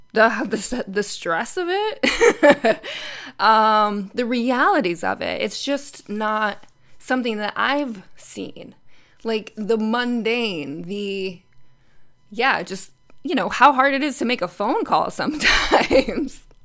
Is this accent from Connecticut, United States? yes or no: yes; Connecticut, United States; moved away as an adult; I travel back to Connecticut several times a year to, you know, stay in my sister's room with my family. I drive my sister's car in my around my hometown